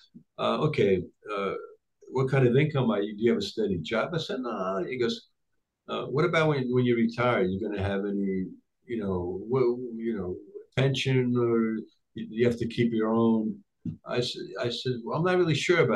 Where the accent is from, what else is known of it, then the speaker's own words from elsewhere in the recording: United States; English is a second language; also born or lived in Tripoli, Libya / Rome, Italy; I came to the United States when I was 7.5 years old.